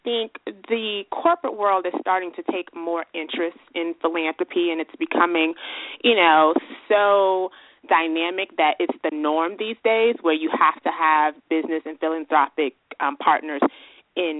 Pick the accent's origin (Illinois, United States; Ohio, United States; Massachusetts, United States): Illinois, United States; Chicago; I'm a Chicago native